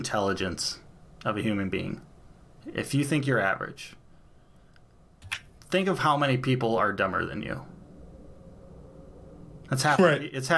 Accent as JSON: {"language": "English", "country": "United States", "said": "I love being an American"}